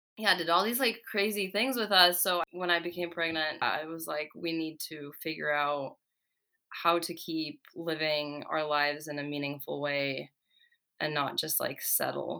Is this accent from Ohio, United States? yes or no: no; California, United States; born or raised there; also born or lived in Czech Republic